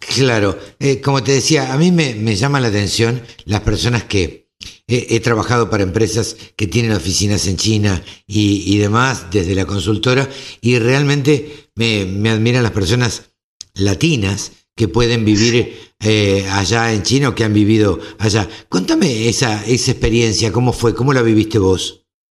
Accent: Argentina

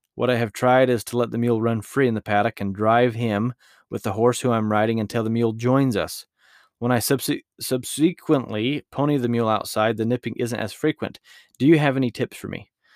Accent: Utah, United States; my home state of Utah

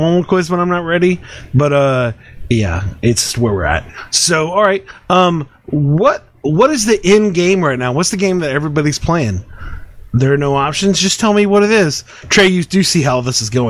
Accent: Texas, United States; I am from Texas

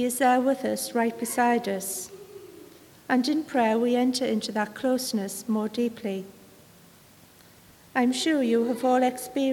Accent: Sunderland, North East England, United Kingdom; I come from Sunderland

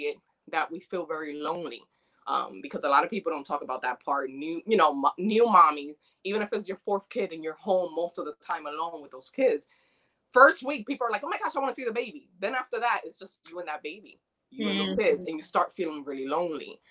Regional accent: New York, United States; moved away; also born or lived in Dominican Republic; I'm Dominican. I was born in DR, but I was raised in New York since I was 2.5.

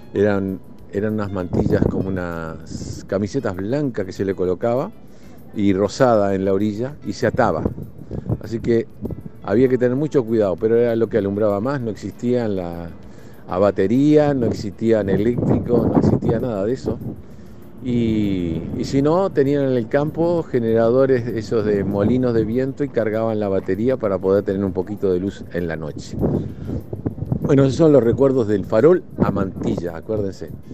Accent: Montevideo, Uruguay; now in New Jersey, United States; yo soy de Montevideo

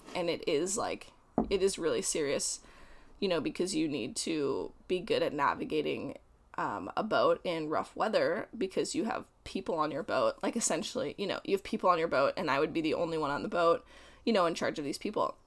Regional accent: Colorado, United States; also born or lived in Prince of Wales Island, Alaska; now in Oregon, United States; I'm from Colorado, and I currently live in Oregon

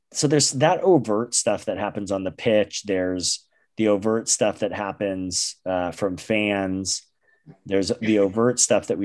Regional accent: United States; we as American fans

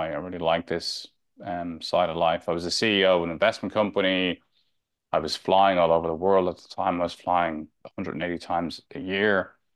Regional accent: Dublin, Leinster, Ireland; moved away as an adult; also born or lived in London / Spain; I grew up in Santry, Northside Dublin

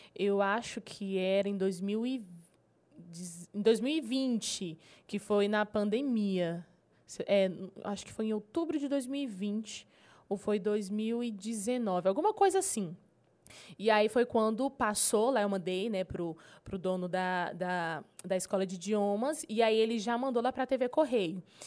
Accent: Marabá, Pará, Brazil; eu sou nascida e criada em Marabá.

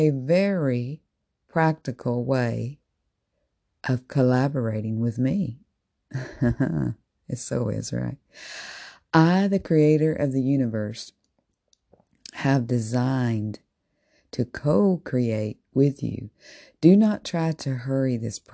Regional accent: Tennessee, United States; As I was growing up as a little girl, I sang with my family in a Southern gospel group. And I'm originally from Tennessee

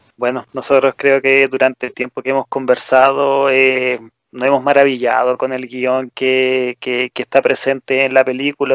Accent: Chile; en nuestro país

